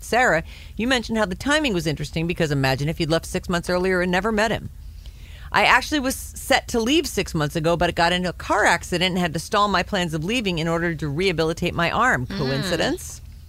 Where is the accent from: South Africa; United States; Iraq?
South Africa; 3 months, South Africa, my home country.